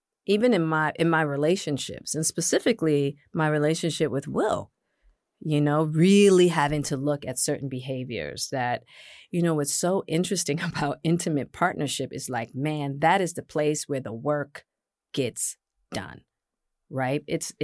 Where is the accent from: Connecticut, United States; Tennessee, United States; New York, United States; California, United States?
California, United States; Hollywood; I'm a woman, I'm Black, and I'm from Hollywood.